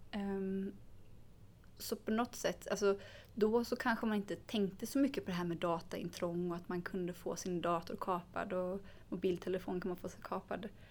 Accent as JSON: {"language": "Swedish", "country": "Sweden", "tie": "born or raised there", "said": "i samhället där jag växte upp"}